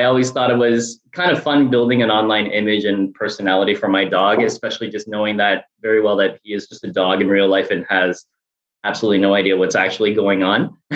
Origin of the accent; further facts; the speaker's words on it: Canada; now in Miami, United States; I'm actually Canadian originally, now living in Miami